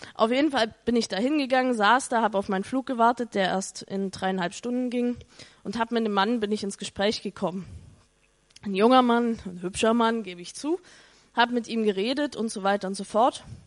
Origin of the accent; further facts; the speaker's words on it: East Germany, Germany; ich komme aus Ostdeutschland ehemals, also nee, Ostdeutschland ist immer noch Ostdeutschland, aber aus der ehemaligen DDR